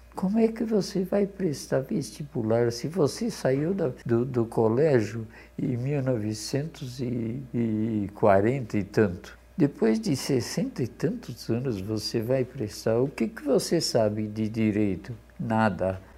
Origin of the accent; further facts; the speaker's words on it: Garça, São Paulo, Brazil; accent: caipira; also born or lived in Poland; Eu vim do centro do, do estado de São Paulo. Eu vim de Garça, quando eu cheguei aqui, todo mundo me chamava de caipira